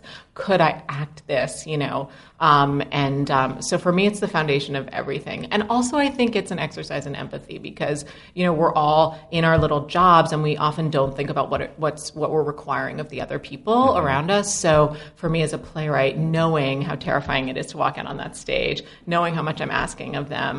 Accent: New York City, New York, United States; I grew up in Brooklyn

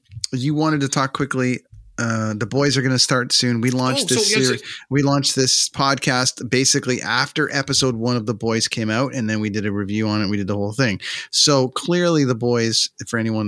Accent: Canada; We're all Canadian

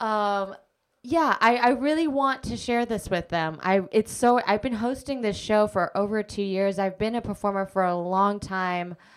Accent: Anchorage, Alaska, United States; moved away as an adult; also born or lived in California / New York; now in Brooklyn, United States; I grew up in Anchorage, Alaska

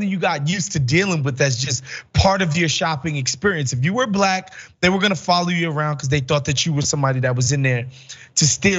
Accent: New York City, New York, United States; I grew up in New York City in the 90s, early 2000s

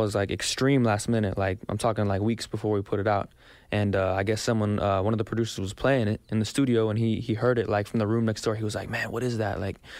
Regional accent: Texas, United States; I'm from Texas.

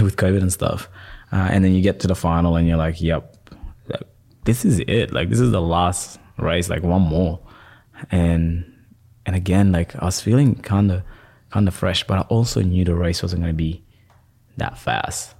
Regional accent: Perth, Western Australia, Australia; also born or lived in Sudan / Egypt; I'm from Perth

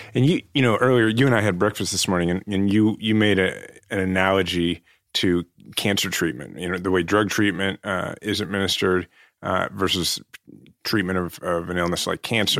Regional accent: Kansas City, Missouri, United States; I'm running for mayor of my hometown of Kansas City

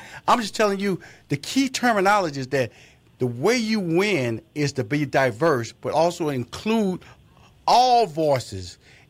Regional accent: Texas, United States; I grew up, wasn't like that. I grew up in Fifth Ward.

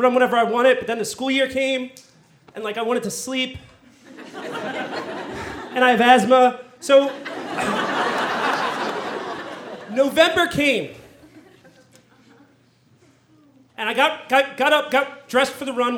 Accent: Philadelphia, Pennsylvania, United States; I'm from Philadelphia

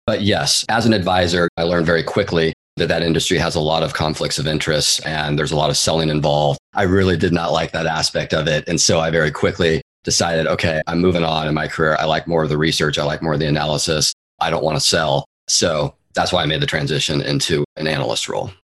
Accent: Seattle, Washington, United States; moved away as an adult; now in San Francisco Bay Area, United States; I'm originally from the Pacific Northwest. I grew up in the east side of Seattle, actually. And then I moved down to the Bay Area in 2004, where I've been ever since and still am today

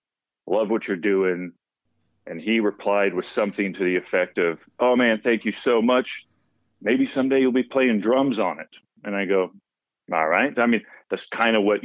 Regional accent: Dallas, Texas, United States; I'm originally from Dallas, Texas. Grew up in a musical family

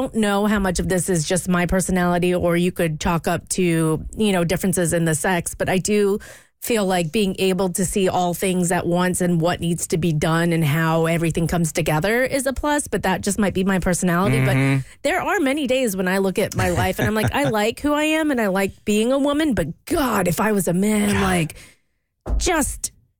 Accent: United Kingdom; my family, I mean, I'm British. My family's British. And so I was traveling to specifically London by myself at a very young age, like 12 to 13.

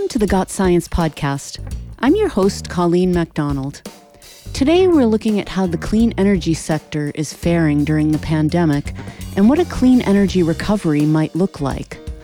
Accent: Massachusetts, United States; my home state of Massachusetts

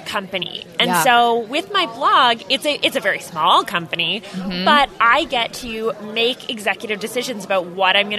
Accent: Canada; in Canada, we are a tight-knit community.

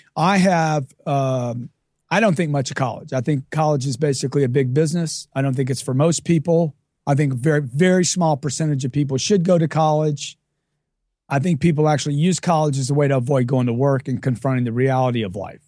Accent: Lake Charles, Louisiana, United States; I grew up in Lake Charles, Louisiana from a, a lower middle class family

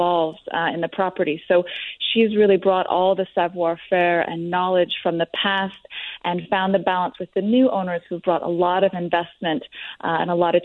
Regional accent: Arizona, United States; moved away as an adult; also born or lived in Santa Barbara, California / Dijon, France; now in Bègles, France; I was born and raised in Arizona

